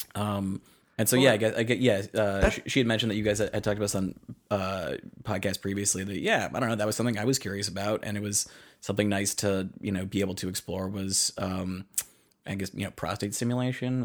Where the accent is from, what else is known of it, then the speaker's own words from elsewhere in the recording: east of Worcester, Central Massachusetts, United States; I grew up you know in Central Mass, kind of a little bit uh, east of uh, Worcester